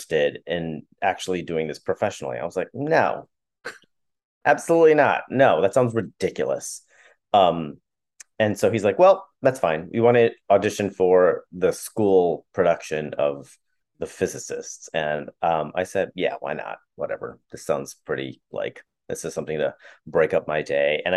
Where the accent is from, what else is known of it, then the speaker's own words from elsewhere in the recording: Chicago, Illinois, United States; moved away as an adult; also born or lived in Milwaukee; I grew up in Chicago